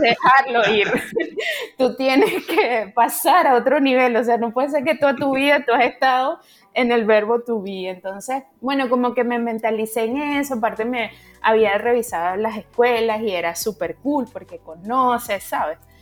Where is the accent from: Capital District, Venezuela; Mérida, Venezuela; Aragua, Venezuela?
Capital District, Venezuela; Caracas; moved away as an adult; now in Canada; yo soy venezolana, caraqueña